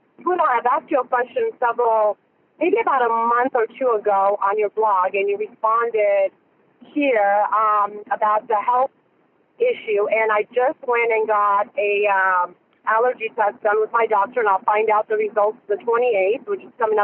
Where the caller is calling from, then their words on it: Orange County, California, United States; I'm calling you from Orange County, California.